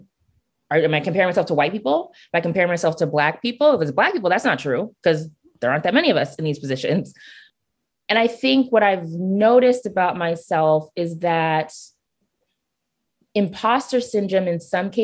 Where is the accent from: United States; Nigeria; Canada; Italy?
Nigeria; I'm Nigerian